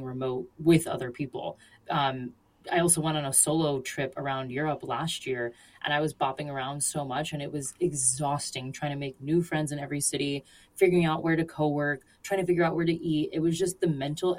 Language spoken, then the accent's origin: English; Florida, United States; my cultural background, I am from Florida